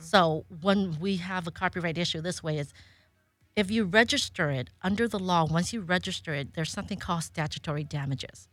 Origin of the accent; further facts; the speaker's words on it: Monterey Park, California, United States; also born or lived in Indianapolis / Pasadena; I grew up here in, um, Southern California, so I was a San Gabriel Valley kid